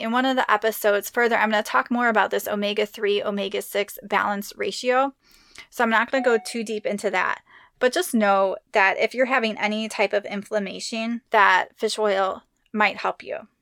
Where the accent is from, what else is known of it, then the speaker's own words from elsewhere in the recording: Midwest, United States; I grew up in the Midwest